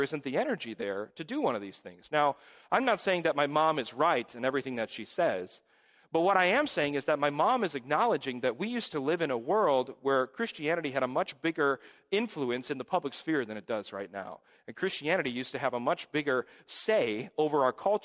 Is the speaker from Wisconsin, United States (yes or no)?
yes; Hingham, Wisconsin, United States; when I was growing up in Hingham Reformed Church